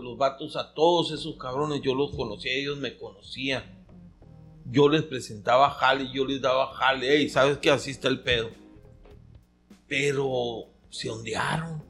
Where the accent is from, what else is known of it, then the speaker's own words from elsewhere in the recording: Caborca, Sonora, Mexico; de aquí de Caborca, de mi pueblo